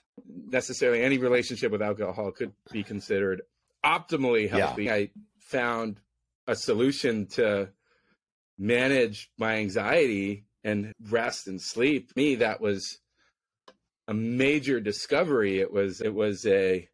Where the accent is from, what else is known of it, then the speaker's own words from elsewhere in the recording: San Francisco, California, United States; I was born and raised in San Francisco